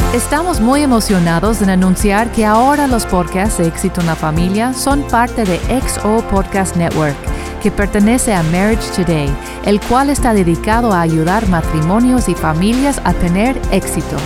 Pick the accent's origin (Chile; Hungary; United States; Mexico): United States; Spanish is a second language; moved away as an adult; como yo americana crecí en eso